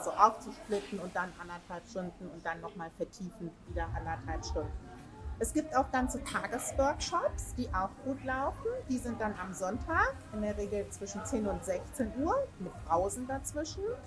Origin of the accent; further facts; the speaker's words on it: Hanover, Lower Saxony, Germany; Hanover City